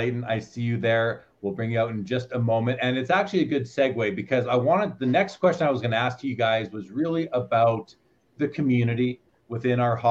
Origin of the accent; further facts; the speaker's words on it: Winnipeg, Manitoba, Canada; I grew up in Winnipeg